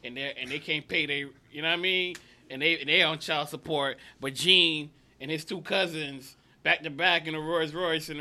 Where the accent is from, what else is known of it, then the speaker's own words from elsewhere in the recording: Miami, Florida, United States; I'm from Miami Dade